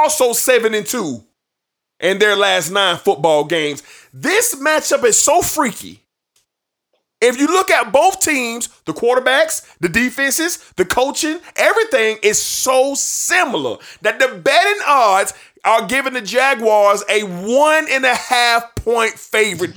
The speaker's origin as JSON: {"language": "English", "town": "Jacksonville", "region": "Florida", "country": "United States", "tie": "born or raised there", "said": "my hometown stadium reading on, rooting on my hometown team"}